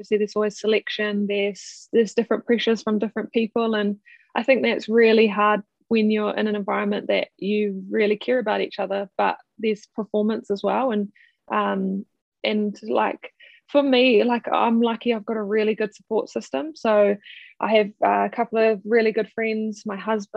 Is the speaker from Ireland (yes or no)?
no; Kimbolton, Manawatū-Whanganui, New Zealand; I obviously grew up in a really small rural town of Kimbolton in the Manawatū